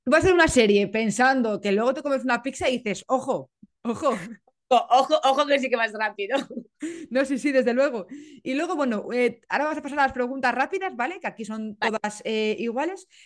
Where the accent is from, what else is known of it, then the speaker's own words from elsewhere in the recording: Italy; claro, digo, como italiana tengo que preguntarte esto